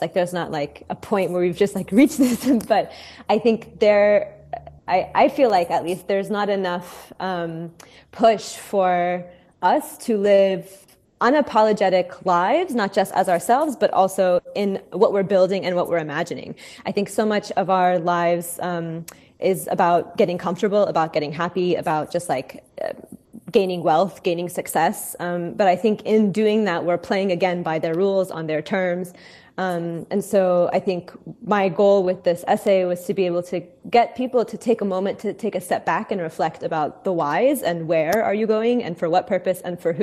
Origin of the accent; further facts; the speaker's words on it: Oklahoma, United States; growing up in Oklahoma, super white, super racist, super, like, rural